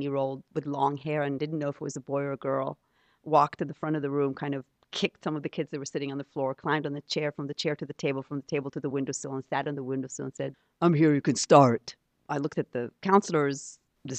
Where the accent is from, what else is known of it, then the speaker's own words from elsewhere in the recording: Jerusalem, Jerusalem District, Israel; first language Hebrew; English is a second language; moved away as an adult; also born or lived in Stanford, United States / New York City, United States; now in United States; I grew up in Jerusalem in Israel